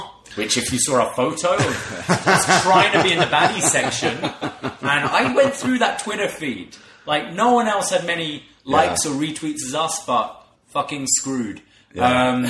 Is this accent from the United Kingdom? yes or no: yes; United Kingdom; now in Ontario, Canada